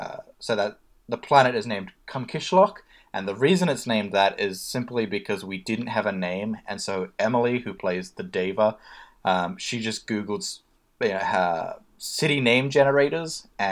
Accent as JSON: {"language": "English", "country": "New Zealand", "tie": "born there", "said": "I was born in New Zealand, technically."}